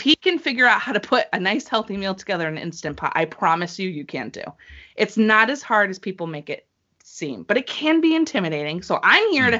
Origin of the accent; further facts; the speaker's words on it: New England, United States; I'm from New England